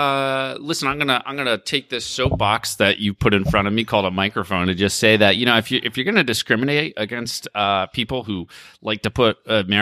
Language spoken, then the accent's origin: English; Connecticut, United States; me and the other Connecticut person.